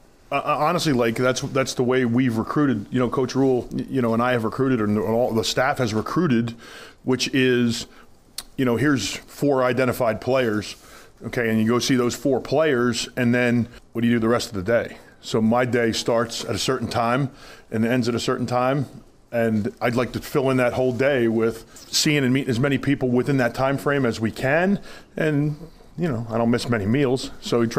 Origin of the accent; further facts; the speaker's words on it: New Jersey, United States; moved away as an adult; now in Nebraska, United States; I'm from New Jersey